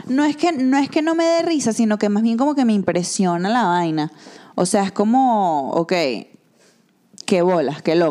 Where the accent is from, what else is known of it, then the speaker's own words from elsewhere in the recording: Venezuela; now in Mexico City, Mexico; soy venezolana viviendo aquí en la hermosa Ciudad de México